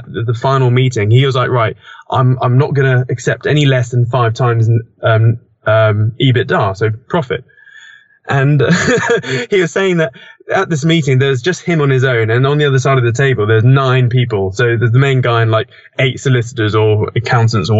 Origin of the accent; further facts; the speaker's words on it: United Kingdom; I'm British